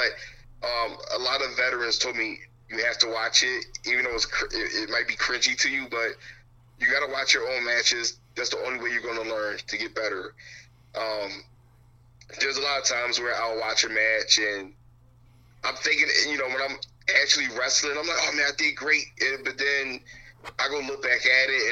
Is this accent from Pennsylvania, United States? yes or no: yes; Philadelphia, Pennsylvania, United States; back in Philadelphia, in my hometown